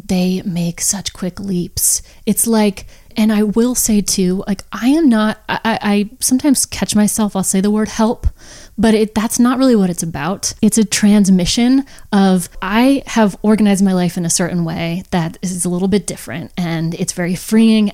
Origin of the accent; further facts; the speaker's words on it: Phoenix, Arizona, United States; I was born in Phoenix, Arizona